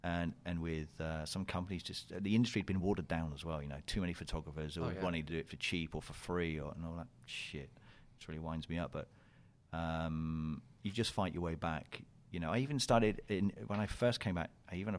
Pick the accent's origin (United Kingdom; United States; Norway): United Kingdom; South West England; I'm from Cornhole. Yeah, I'm from that Cornhole, yeah. Even though I don't have the accent.